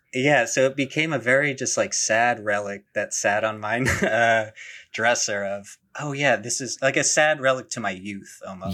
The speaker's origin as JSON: {"language": "English", "region": "New Jersey", "country": "United States", "said": "I'm from New Jersey"}